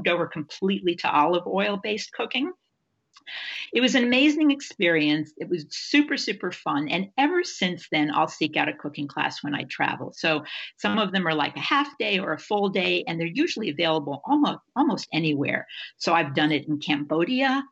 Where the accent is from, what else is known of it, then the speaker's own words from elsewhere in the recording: Bogota, Colombia; moved away; also born or lived in Niger; I grew up in Bogota, Colombia, and I've also lived in Niger in West Africa.